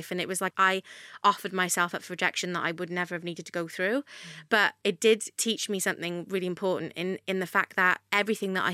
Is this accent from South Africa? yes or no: no; Wales, United Kingdom; Oh, there was everything there that I guess is in London, just on a smaller scale.